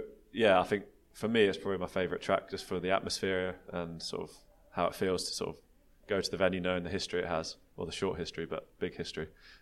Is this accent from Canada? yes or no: no; United Kingdom; I'm a British track cyclist